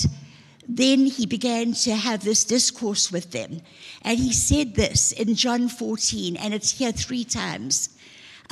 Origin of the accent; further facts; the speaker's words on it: Zululand, KwaZulu-Natal, South Africa; I was from Zululand